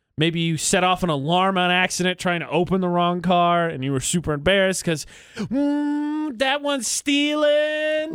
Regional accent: West Lafayette, Indiana, United States; moved away; on the campus in my hometown, Purdue University

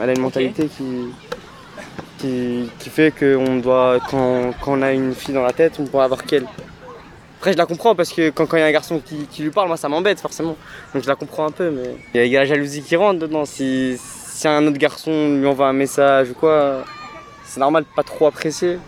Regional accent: Morocco; je suis marocain.

